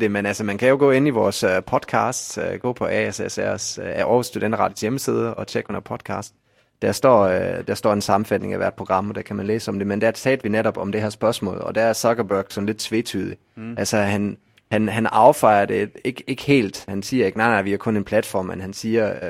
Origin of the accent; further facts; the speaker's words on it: Bremen, Germany; now in Denmark; min fødeby Bremen